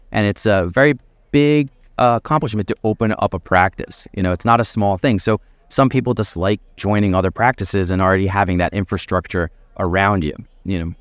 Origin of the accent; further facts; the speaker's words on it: Philadelphia, Pennsylvania, United States; I grew up in the Philadelphia area, my family's in the Philadelphia area.